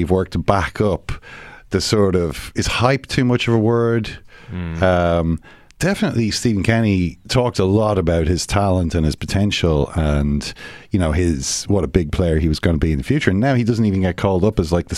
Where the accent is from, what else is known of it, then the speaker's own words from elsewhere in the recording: Ireland; as an Irishman, sitting here in Ireland